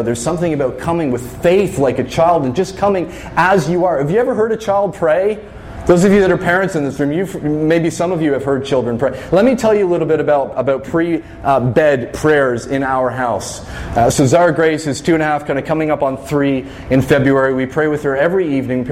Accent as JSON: {"language": "English", "town": "Fredericton", "region": "New Brunswick", "country": "Canada", "tie": "born or raised there", "said": "as a kid growing up in Fredericton"}